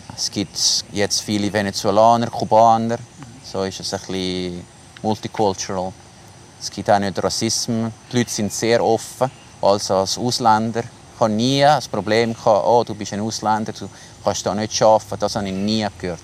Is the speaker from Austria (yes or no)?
no; Switzerland; moved away as an adult; now in Suriname; Als Schweizer